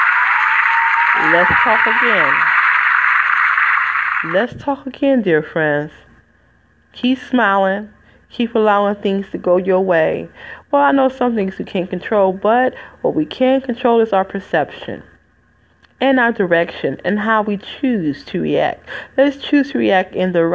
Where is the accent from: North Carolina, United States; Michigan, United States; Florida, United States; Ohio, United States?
Michigan, United States; Detroit; moved away; I'm from Wayne County, which is 313 Detroit.